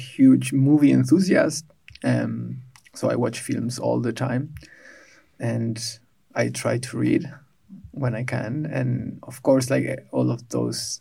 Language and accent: English; Buenos Aires, Argentina; moved away as an adult; now in Berlin, Germany; I was born in Buenos Aires some time ago